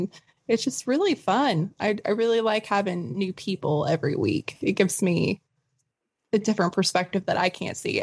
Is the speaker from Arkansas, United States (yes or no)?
yes; the Ozarks, Arkansas, United States; my hometown. So the White River in the Ozarks in Arkansas